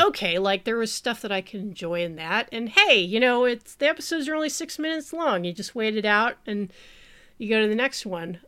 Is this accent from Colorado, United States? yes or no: no; New Mexico, United States; my home state, New Mexico